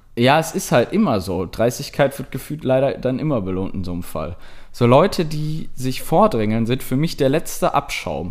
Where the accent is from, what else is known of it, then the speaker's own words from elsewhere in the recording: Germany; ich halt als Deutscher